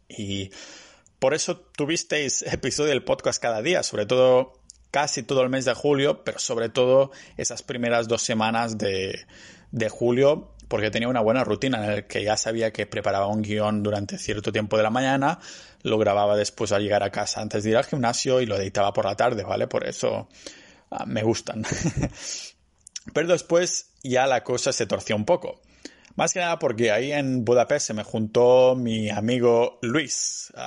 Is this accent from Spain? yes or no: yes; Spain; moved away as an adult; also born or lived in Barcelona; now in Tallinn, Estonia; yo sigo siendo ciudadano español